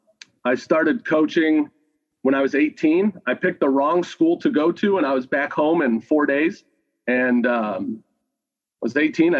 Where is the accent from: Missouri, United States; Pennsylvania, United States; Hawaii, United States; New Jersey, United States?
Missouri, United States; St. Louis; now in Saint Bonifacius, United States; I grew up in St. Louis, Missouri